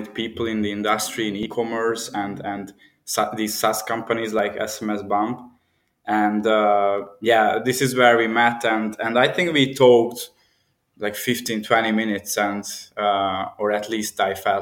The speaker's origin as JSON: {"language": "English", "region": "Budapest", "country": "Hungary", "tie": "born or raised there", "said": "This is my home city. I'm from Hungary, and I travel a lot, but yes, I'm in Budapest"}